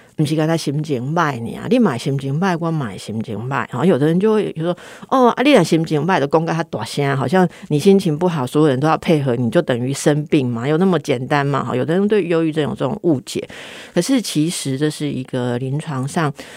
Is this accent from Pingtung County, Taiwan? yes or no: no; Taipei, Taiwan; 因为我是台北人呐